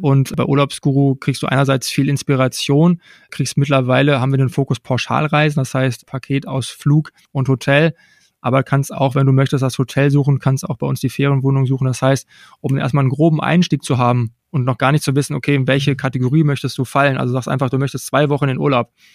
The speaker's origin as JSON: {"language": "German", "town": "Unna", "region": "North Rhine-Westphalia", "country": "Germany", "tie": "born or raised there", "said": "Ich komme gebürtig aus Unna, aus dem Kreis Unna, bin hier 1985 geboren"}